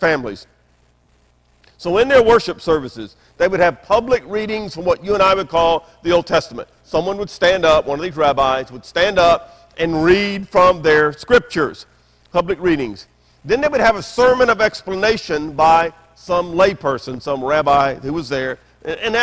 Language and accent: English; Memphis, Tennessee, United States; I grew up in Memphis, Tennessee, the buckle of the Bible Belt.